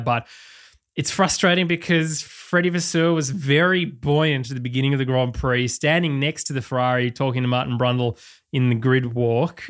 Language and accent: English; Australia; as an Australian